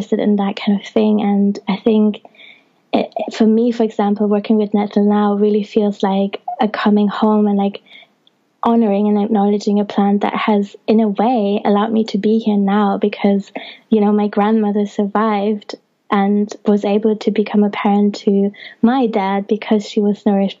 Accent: Germany; now in England; I was born in Germany and have also have Italian ancestry

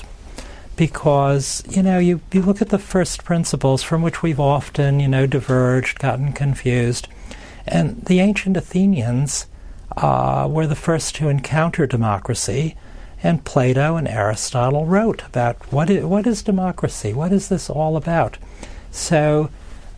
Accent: Chicago, Illinois, United States; I grew up in the great city of Chicago under the reign of the late Mayor Richard J. Daley.

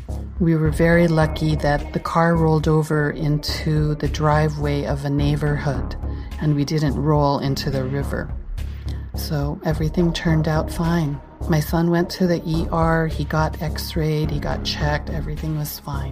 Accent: California, United States; I was born and raised in California, so ice is not a familiar thing to me.

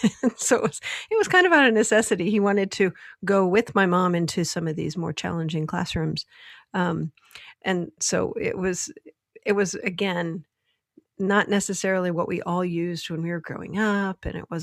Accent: Michigan, United States; born or raised there

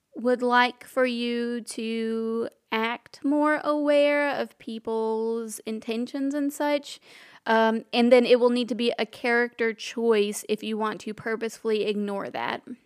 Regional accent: Alabama, United States; we're from Alabama.

